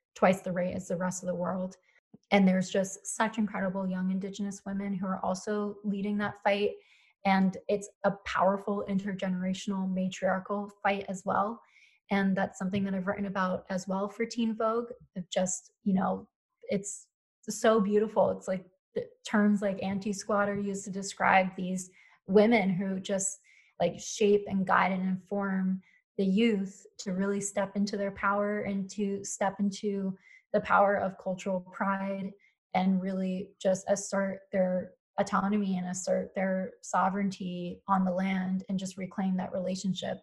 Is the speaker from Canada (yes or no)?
no; Philadelphia, Pennsylvania, United States; moved away as an adult; also born or lived in Colorado; I grew up in Philadelphia